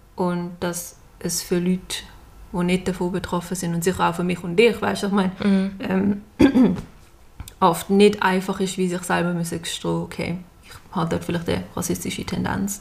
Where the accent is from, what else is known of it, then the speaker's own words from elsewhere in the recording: Basel, Basel-Stadt, Switzerland; ich komme aus Basel